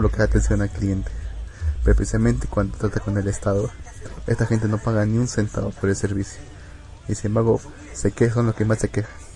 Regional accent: Peru; soy peruano

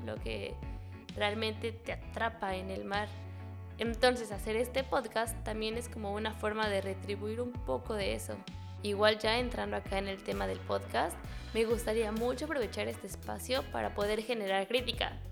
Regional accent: Mexico City, Mexico; moved away as an adult; also born or lived in La Paz, Baja California Sur; now in Cabo Pulmo, Mexico; soy originaria de la Ciudad de México

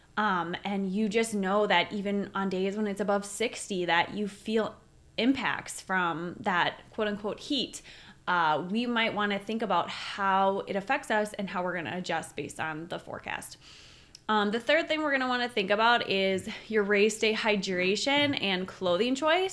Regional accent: Minneapolis, Minnesota, United States; we're from Minneapolis

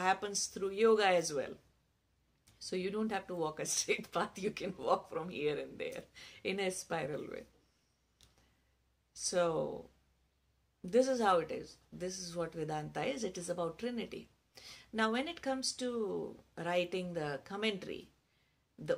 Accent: India; it's perfectly valid in our culture to teach kids how to fast since childhood.

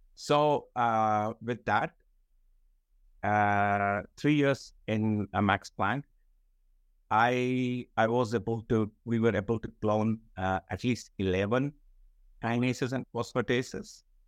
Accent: Srinagar, Jammu and Kashmir, India; moved away as an adult; I was born in Srinagar. I did my entire schooling in Srinagar, which is part of Jammu and Kashmir.

